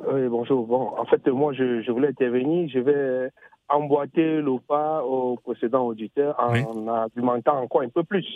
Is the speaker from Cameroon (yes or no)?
yes; Cameroon; je suis du Cameroun, nous on est bilingue déjà d'origine